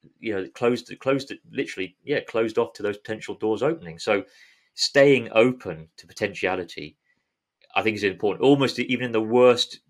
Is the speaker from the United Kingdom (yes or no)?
yes; London, United Kingdom; moved away as an adult; I grew up in South London